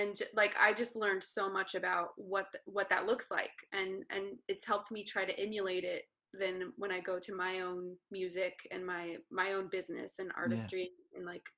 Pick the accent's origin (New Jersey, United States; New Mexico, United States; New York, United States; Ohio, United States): New Mexico, United States; Las Cruces; now in Los Angeles, United States; Las Cruces, New Mexico.